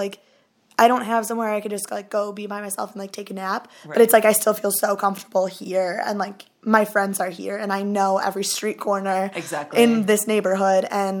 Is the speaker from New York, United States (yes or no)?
no; Wauwatosa, Wisconsin, United States; moved away as an adult; now in Chicago, United States; Milwaukee, where I'm from. Mm-hmm. Well, I've never actually lived in the city of Milwaukee. I'm actually from Wauwatosa